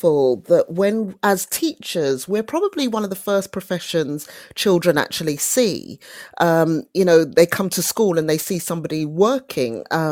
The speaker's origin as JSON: {"language": "English", "region": "London", "country": "United Kingdom", "tie": "born or raised there", "said": "I grew up in Brixton in South London"}